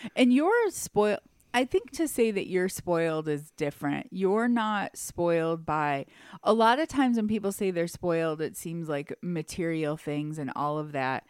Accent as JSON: {"language": "English", "town": "Detroit", "region": "Michigan", "country": "United States", "tie": "born or raised there", "said": "we grew up in Detroit, so we went to private school"}